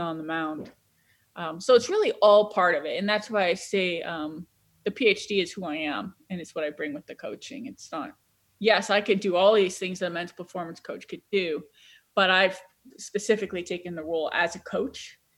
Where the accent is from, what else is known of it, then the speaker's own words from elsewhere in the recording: Cleveland, Ohio, United States; I'm from Cleveland